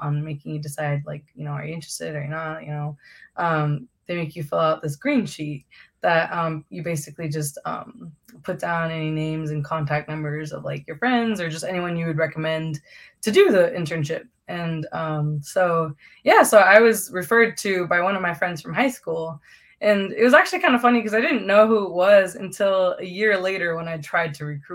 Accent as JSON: {"language": "English", "town": "Phoenix", "region": "Arizona", "country": "United States", "tie": "born or raised there", "said": "growing up in Phoenix, like in the Phoenix area, there's like a lot of minorities"}